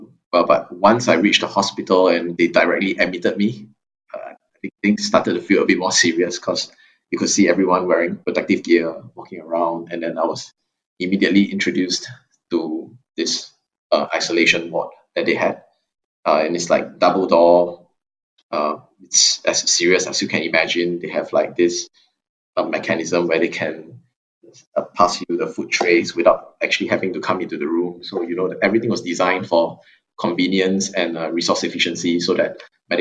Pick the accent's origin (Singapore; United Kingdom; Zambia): Singapore; I'm a Singaporean student in the Blavatnik School of Government